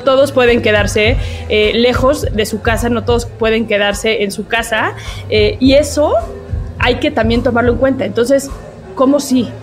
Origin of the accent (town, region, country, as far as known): Mexico